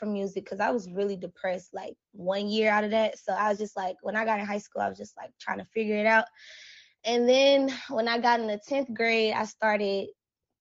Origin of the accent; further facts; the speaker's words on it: Mobile, Alabama, United States; I'm from Alabama, Mobile to be exact.